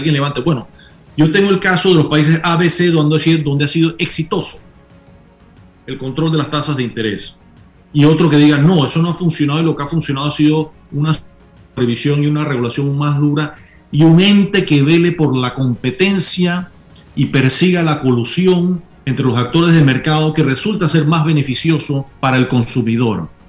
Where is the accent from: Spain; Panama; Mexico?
Panama; yo sí siento eh, como panameño orgullo de que tenemos un sistema electoral